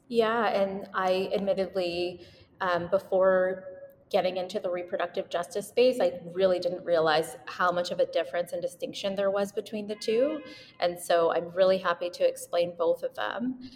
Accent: Winnipeg, Manitoba, Canada; moved away as an adult; now in Vancouver, Canada; I was born and raised in Winnipeg, Manitoba, but I live in Vancouver now for residency.

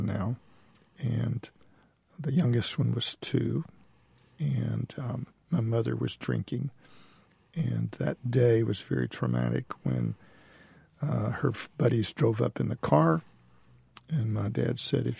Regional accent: Mississippi Delta, United States; I grew up in the Delta of Mississippi.

